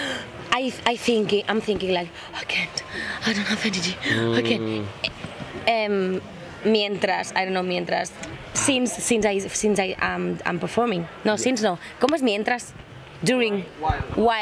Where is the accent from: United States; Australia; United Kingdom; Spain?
Spain; Madrid, Community of Madrid; English is a second language; also born or lived in Barcelona; I'm from Barcelona, and I grew up in Madrid